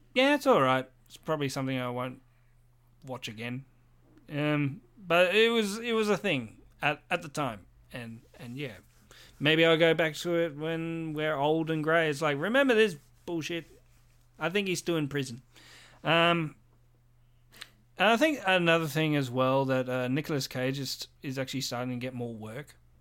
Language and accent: English; Australia; I'm Australian